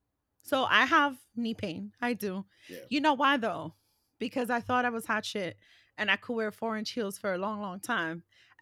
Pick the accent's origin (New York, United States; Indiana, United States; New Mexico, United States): New York, United States; New York City; We grew up in New York City.